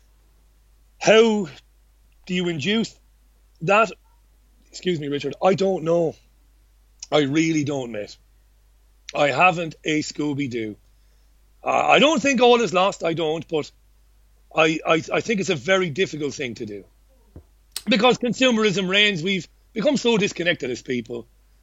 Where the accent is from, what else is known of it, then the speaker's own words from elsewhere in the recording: Waterford, Munster, Ireland; also born or lived in Fallowfield; now in Salford, United Kingdom; I grew up in Ballybeg in Waterford City and housing estate full of working class families.